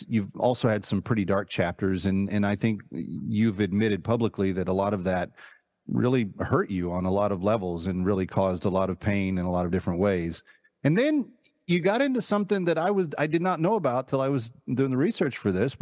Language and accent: English; the South, United States; as a Southerner